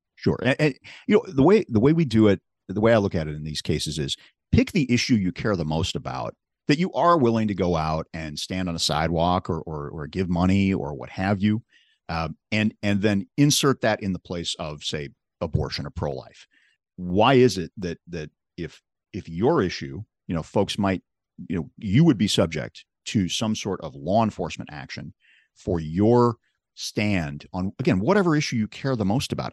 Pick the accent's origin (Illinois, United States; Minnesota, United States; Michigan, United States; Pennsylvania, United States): Illinois, United States; Chicago; I'm from Chicago